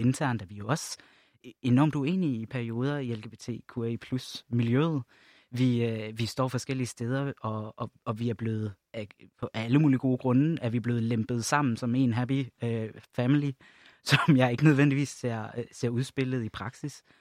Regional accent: Jutland, Denmark; now in Copenhagen, Denmark; jeg voksede op i Jylland

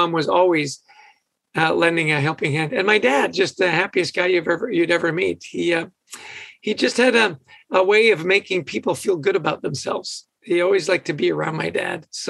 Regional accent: West Vancouver, British Columbia, Canada; moved away; I grew up in West Vancouver, so we got that Canadian connection.

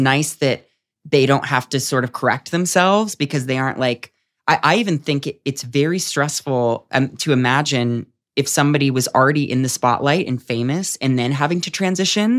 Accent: San Diego, California, United States; moved away as an adult; also born or lived in New York; now in Los Angeles, United States; I was at home for the pandemic in San Diego

